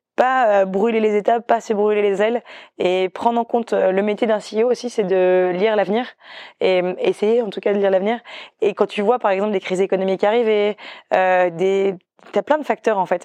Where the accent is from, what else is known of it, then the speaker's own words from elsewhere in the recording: northern Brittany, France; moved away; je venais aussi de Bretagne Nord où on était sur une île